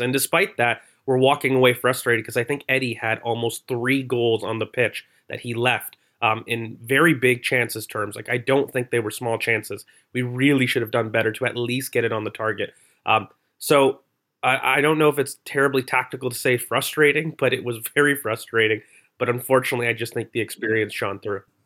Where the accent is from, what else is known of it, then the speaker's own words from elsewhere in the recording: Canada; accent: Canadian; I'm Canadian